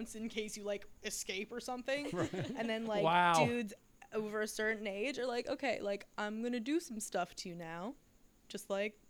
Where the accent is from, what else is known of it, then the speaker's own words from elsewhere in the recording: Maryland, United States; Right outside of DC in Maryland.